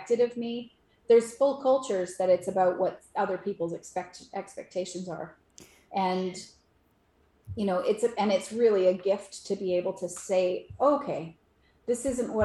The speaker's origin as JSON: {"language": "English", "country": "Canada", "said": "I'm Canadian."}